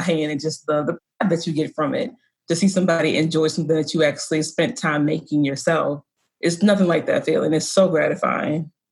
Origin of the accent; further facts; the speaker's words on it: the South, United States; now in Baltimore, United States; I grew up in the South